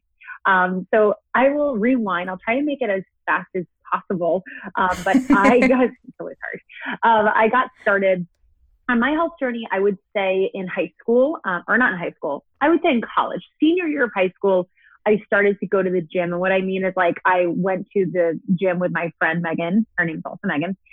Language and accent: English; New York, United States; moved away as an adult; also born or lived in San Diego; I'm from New York, born and raised, and I moved to San Diego